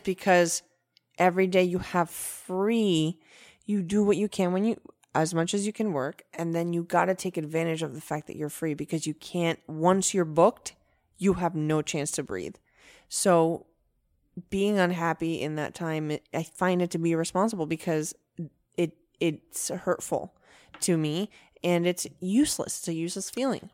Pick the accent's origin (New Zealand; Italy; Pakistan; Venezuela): Venezuela; moved away; also born or lived in United States; I'm my own type of Venezuelan